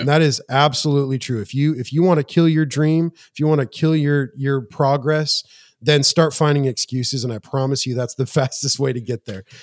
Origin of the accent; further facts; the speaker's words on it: Montana, United States; moved away; also born or lived in Spring Hill, Tennessee; I'm from Montana